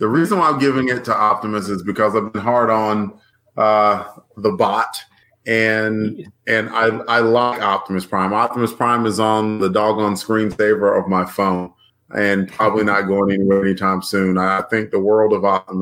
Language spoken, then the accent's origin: English; Alabama, United States; I'm from Alabama